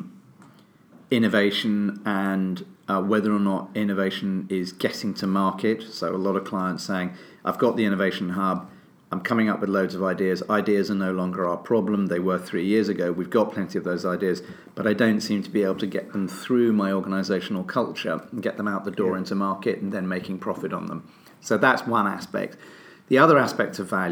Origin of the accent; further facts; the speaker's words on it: United Kingdom; I'm British